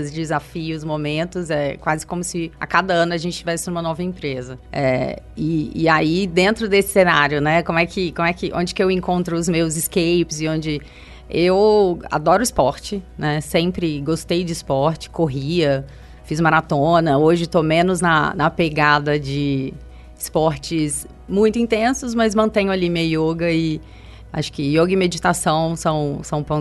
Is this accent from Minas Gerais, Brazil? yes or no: yes; Minas Gerais, Brazil; now in São Paulo, Brazil; Eu sou mineira, nascida e criada em Minas, vim para São Paulo bem no início da minha carreira.